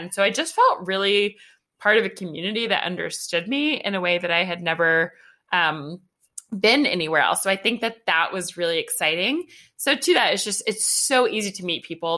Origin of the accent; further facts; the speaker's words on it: Atlanta, Georgia, United States; I'm from Atlanta.